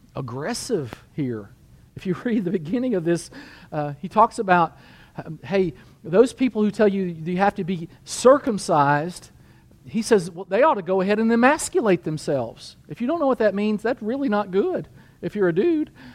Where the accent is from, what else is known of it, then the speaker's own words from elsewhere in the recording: United States; I'm a Christian and I'm an American